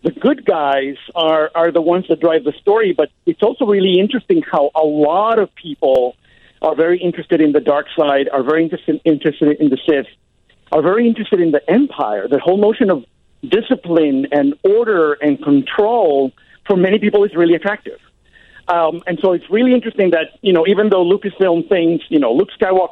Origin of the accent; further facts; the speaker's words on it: Puerto Rico; moved away; I'm from Puerto Rico